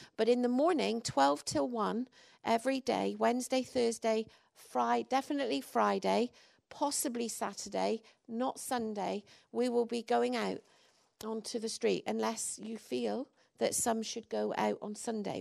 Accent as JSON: {"language": "English", "region": "England", "country": "United Kingdom", "moved": "yes", "lives_now": "Wales", "said": "I'm English"}